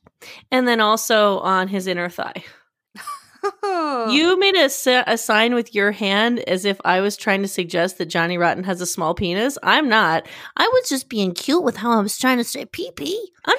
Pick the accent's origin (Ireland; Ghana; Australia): Australia; Wait, hold on. I'm too Australian.